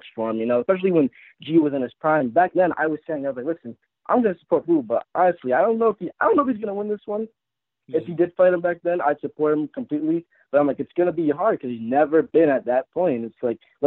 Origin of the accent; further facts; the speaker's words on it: Providence, Rhode Island, United States; I'm actually from Providence, Rhode Island